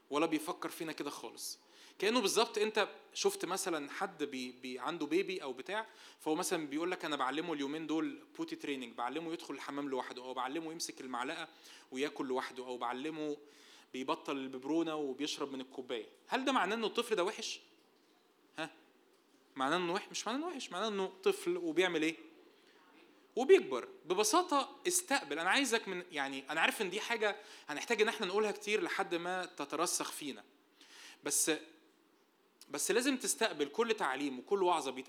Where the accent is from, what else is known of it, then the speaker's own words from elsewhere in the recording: Egypt; بسبب شرقيتنا بسبب ان احنا مصريين وعايشين في مجتمع متدين